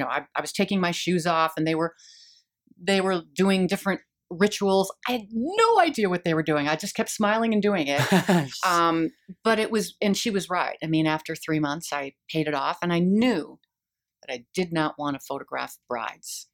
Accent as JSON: {"language": "English", "town": "Eden Prairie", "region": "Minnesota", "country": "United States", "tie": "born or raised there", "also_born_or_lived": "Boston / Scottsdale", "moved": "as an adult", "lives_now": "Phoenix, United States", "said": "growing up in Eden Prairie, um, I'm the youngest of six kids"}